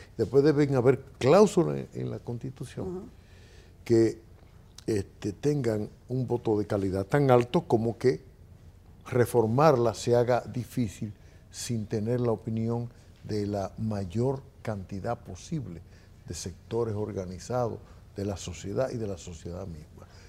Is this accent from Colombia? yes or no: no; Dominican Republic